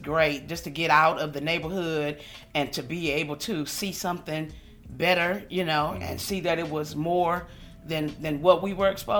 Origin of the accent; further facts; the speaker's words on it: Los Angeles, California, United States; I am from Los Angeles, California.